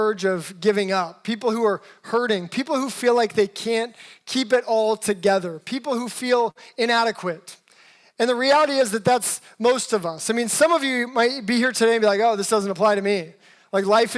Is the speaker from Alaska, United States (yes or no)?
yes; Alaska, United States; also born or lived in Seattle, United States; now in Los Angeles, United States; I'm actually originally from Alaska and then lived a good portion of my life in Seattle. Been in Los Angeles for a little over 10 years now.